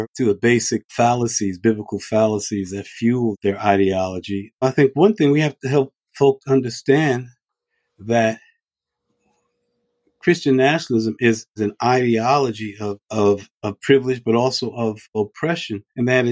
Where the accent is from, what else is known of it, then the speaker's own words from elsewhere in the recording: Farmville, Virginia, United States; I was born in Farmville, Virginia. My folk are all country folks